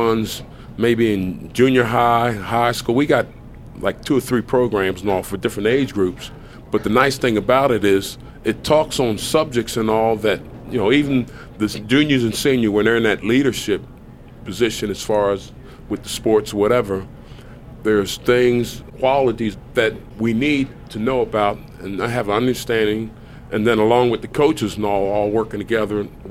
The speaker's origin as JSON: {"language": "English", "town": "Camden", "region": "New Jersey", "country": "United States", "tie": "born or raised there", "also_born_or_lived": "Kentucky / Kansas City / Buffalo", "moved": "as an adult", "said": "I'm from Camden, New Jersey, right across from Philadelphia."}